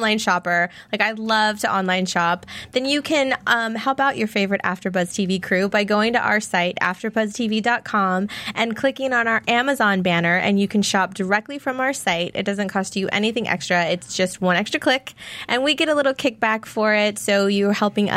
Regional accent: Texas, United States; I'm from Texas. And my dad actually worked in the oil field.

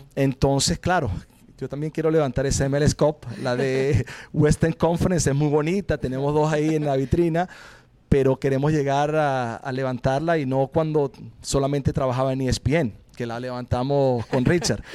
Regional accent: Venezuela; moved away as an adult; now in Portland, United States; por haber crecido en mi país

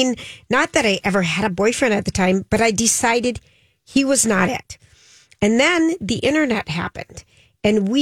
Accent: Minnesota, United States; We're from Minnesota

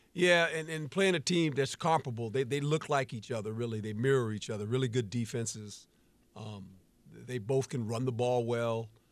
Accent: West Coast, United States; I'm a West Coast guy, and so I grew up on the West Coast

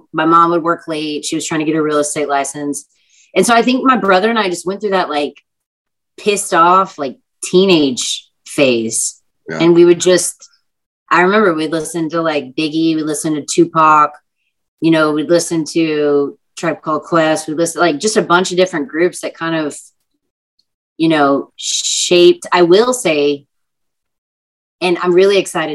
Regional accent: Texas, United States

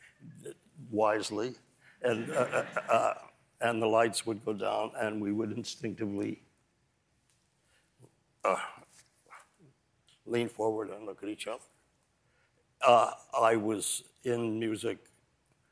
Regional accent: Kansas City, Missouri, United States; now in New York City, United States; I've always been a New Yorker, even when I was growing up in Kansas City.

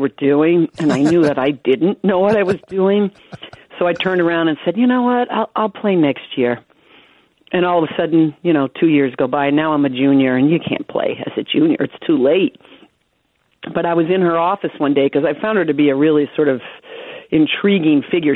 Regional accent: Westwood, Massachusetts, United States; I grew up in Westwood, Massachusetts

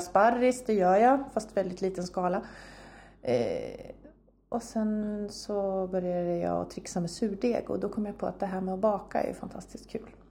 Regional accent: near Linköping, Östergötland, Sweden; moved away as an adult; also born or lived in Uppsala; Jag är uppväxt en mil härifrån ungefär

